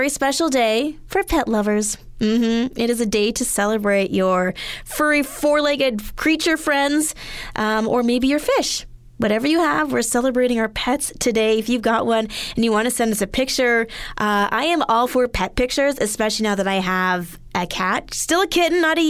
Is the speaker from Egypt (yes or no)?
no; Edmonton, Alberta, Canada; moved away; growing up in Edmonton